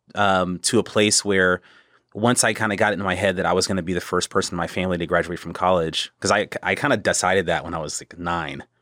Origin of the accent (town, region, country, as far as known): Killeen, Texas, United States; born or raised there; also born or lived in Temple, Texas / South Carolina